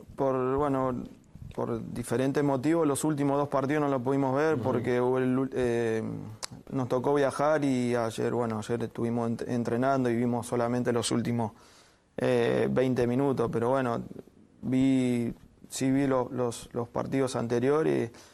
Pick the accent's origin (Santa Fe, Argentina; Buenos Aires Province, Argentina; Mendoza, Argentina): Mendoza, Argentina; Maipú; moved away; Maipú, que es del club donde yo, uh. salí de ahí de Mendoza